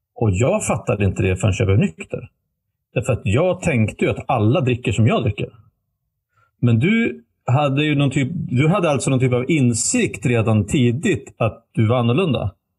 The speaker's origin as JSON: {"language": "Swedish", "town": "Västerås", "region": "Västmanland", "country": "Sweden", "tie": "born or raised there", "moved": "yes", "said": "hemma i Västerås där vi växte upp då, eller bodde"}